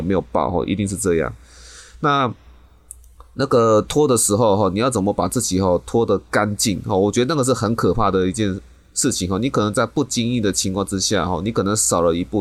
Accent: Taiwan; 我们台湾人民

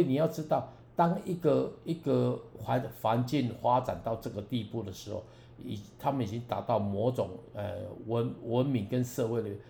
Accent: Taiwan; accent: Taiwanese Mandarin; first language Taiwanese Hokkien; Chinese is a second language; 台语我个人觉得其实这是我的母语，但是因为时间久了之后，自己讲变国，台，台湾国语啦

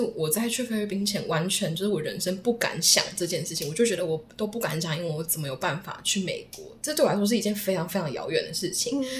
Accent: Taiwan; 只有我一个台湾人

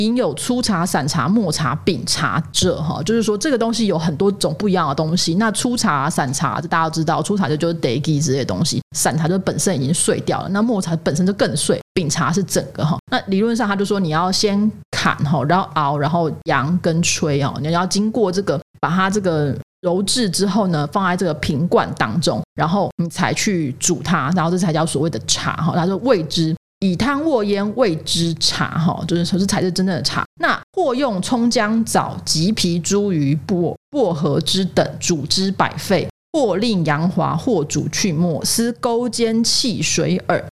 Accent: Taiwan; 我们台湾人

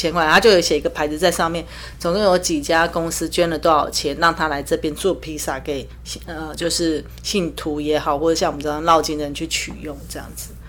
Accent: Taiwan; 身为台湾人必做的十项是这一项是我我还蛮赞同的

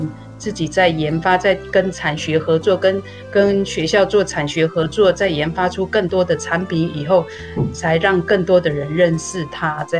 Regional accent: Yuli, Hualien County, Taiwan; also born or lived in northern Taiwan; 我们算是呃从北部再回来的一些，算是一开始回，我们已经其实，在部落里边，我们已经将近十几年开始在在，其实回到部落已经十几年了，

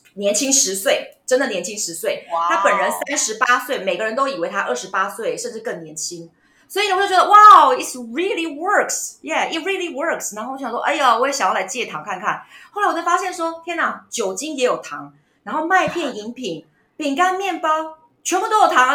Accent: Taiwan; 我们台湾人其实很遵从日本的养生

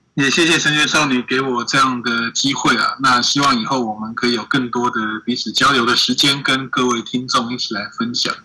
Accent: Taiwan; 我们台湾人

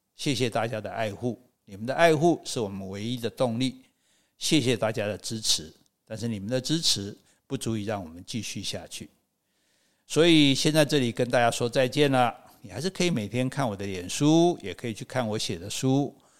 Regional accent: Taichung, Taiwan; moved away; also born or lived in Wulai, New Taipei / Xueba; 从乌来搬回我的这个台中老家的时候，妈妈家

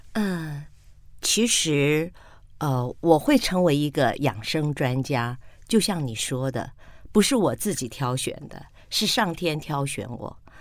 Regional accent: Taiwan; also born or lived in Penghu (mother's origin); 那时候我搬到客家村庄

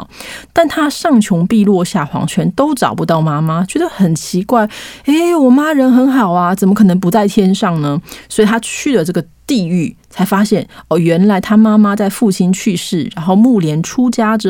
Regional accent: Taiwan; 我们台湾人不是从小都被教育说，七月一日鬼门开，七月十五中原普渡，七月三十鬼门关呢

